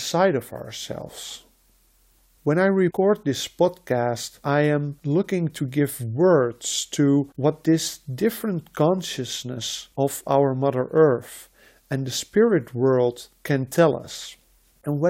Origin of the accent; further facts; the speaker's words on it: Netherlands; first language Dutch; English is a second language; I was born and I grew up in the Netherlands.